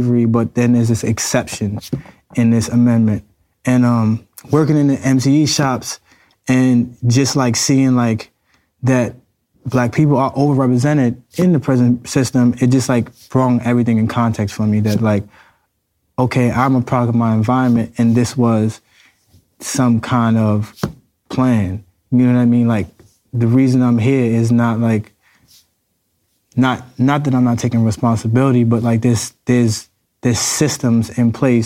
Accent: New York City, New York, United States; I'm from the Bronx, New York

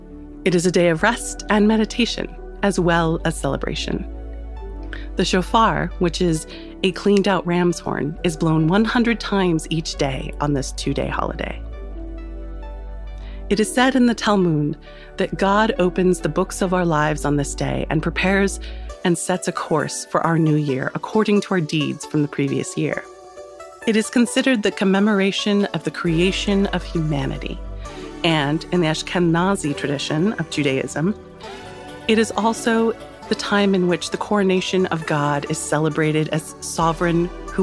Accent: United States; as an American

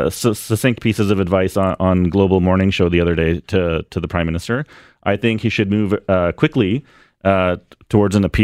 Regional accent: Ottawa, Ontario, Canada; moved away; I was born in Ottawa

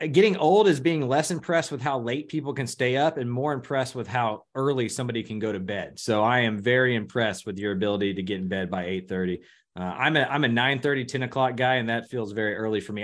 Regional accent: Houston, Texas, United States; I was a pretty big N B A fan growing up around Houston

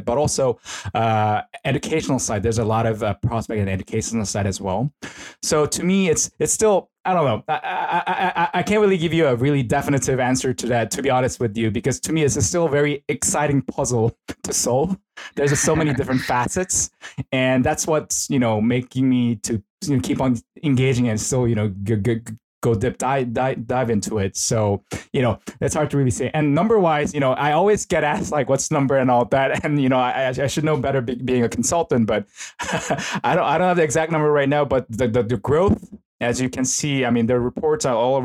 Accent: South Korea; now in Tokyo, Japan; I'm originally from Korea.

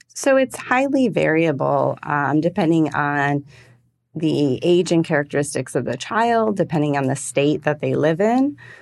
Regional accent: Michigan, United States; moved away; I'm originally from Michigan

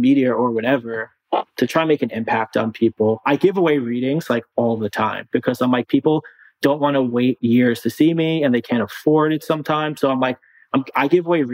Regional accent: Long Island, New York, United States; I'm from Long Island.

